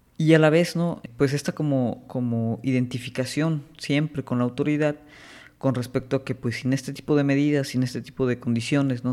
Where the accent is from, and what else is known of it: Mexico